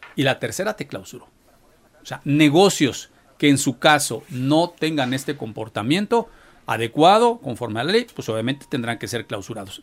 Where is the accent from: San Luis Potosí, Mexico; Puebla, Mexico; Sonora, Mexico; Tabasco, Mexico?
Puebla, Mexico; como muchos poblanos